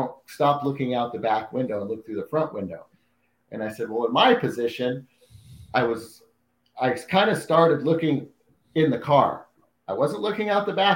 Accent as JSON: {"language": "English", "town": "Salem", "region": "Oregon", "country": "United States", "said": "I'm from Salem, Oregon, which is just down from Portland"}